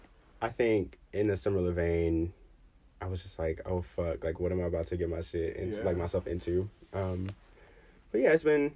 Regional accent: Birmingham, Alabama, United States; moved away as an adult; now in Washington, D.C. area, United States; I'm from Alabama, born and raised in Birmingham, Alabama. If you're from the 205, shout out.

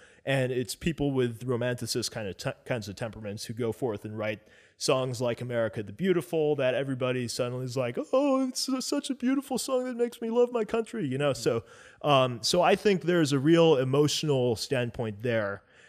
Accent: Philippines; I'm Filipino. My mom is from the Philippines.

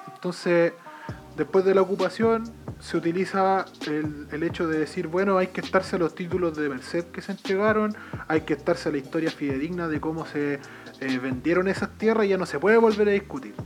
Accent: Chile; nosotros como pueblo chileno

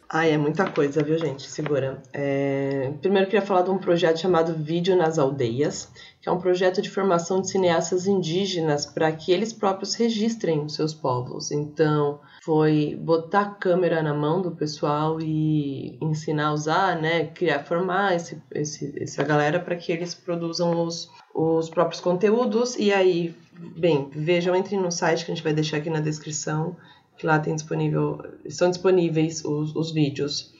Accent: São Paulo, Brazil; a gente é de São Paulo

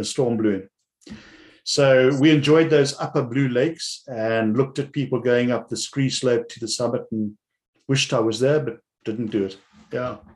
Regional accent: South Africa; I remember as growing up in the Cape

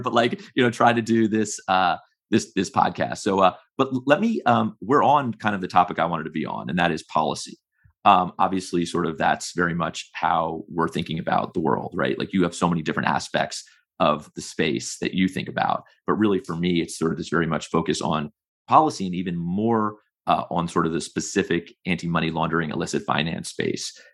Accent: United States; I'm an American who's worked in the U S federal government for a very long time

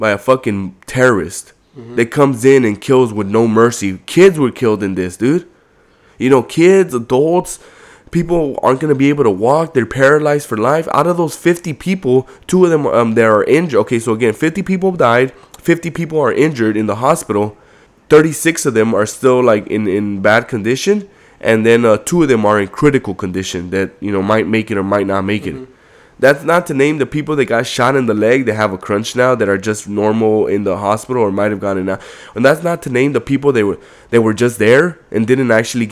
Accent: Compton, California, United States; I grew up in Compton

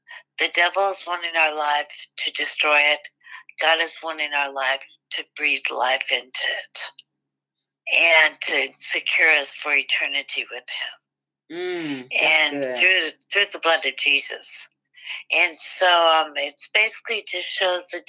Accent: Midwest, United States; I was born in the Midwest on a farm

